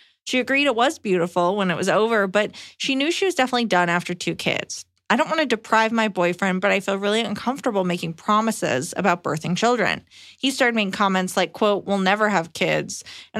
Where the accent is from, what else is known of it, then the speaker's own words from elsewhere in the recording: Canada; Hi, Iliza and Emily. Longtime fan here. I'm a Canadian woman, 26, and discovered Iliza watching an episode of Just for Laughs over a decade ago.